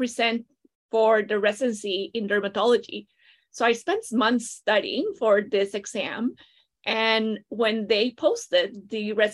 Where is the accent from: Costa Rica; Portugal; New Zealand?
Costa Rica; moved away as an adult; now in Toronto, Canada; I am originally from Costa Rica.